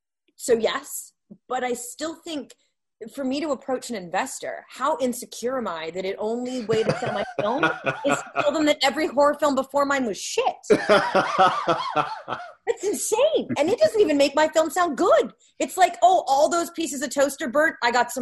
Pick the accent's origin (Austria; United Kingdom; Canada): Canada; I'm a Canadian, and we're fighting a hard fight as Canadian filmmakers to get a name anywhere.